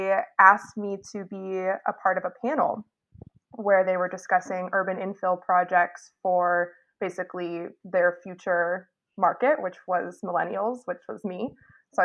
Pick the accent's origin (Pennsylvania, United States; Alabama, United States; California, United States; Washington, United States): Washington, United States; Seattle; moved away as an adult; now in New York, United States; I grew up in Seattle, actually, and went to Chief South High School